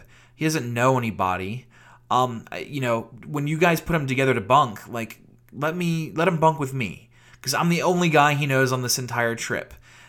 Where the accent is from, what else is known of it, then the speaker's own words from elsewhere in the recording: Virginia, United States; You know, not like the white-collar South, you know, the genteel South that I grew up in Virginia.